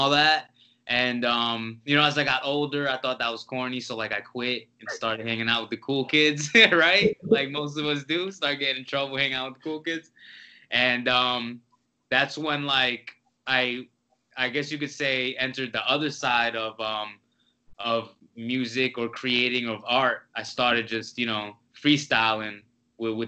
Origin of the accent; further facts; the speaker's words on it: New Jersey, United States; I'm from Jersey